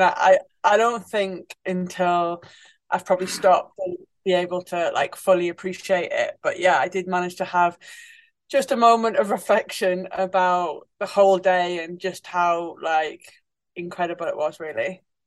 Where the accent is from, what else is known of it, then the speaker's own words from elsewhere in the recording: Newcastle upon Tyne, North East England, United Kingdom; growing up in Newcastle as a kid